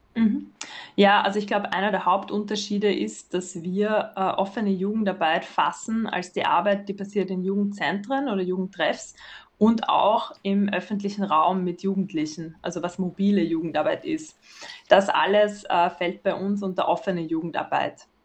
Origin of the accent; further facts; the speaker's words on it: Vienna, Austria; ich bin aus Wien und ich arbeite dort